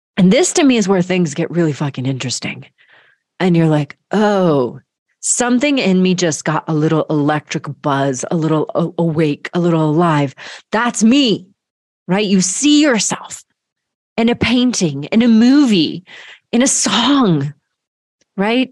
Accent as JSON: {"language": "English", "region": "Georgia", "country": "United States", "tie": "born or raised there", "moved": "as an adult", "said": "grew up in Georgia"}